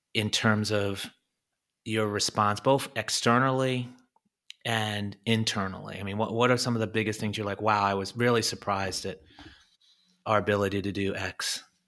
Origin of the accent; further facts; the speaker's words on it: United States; moved away; I'm this American, this Yank now over here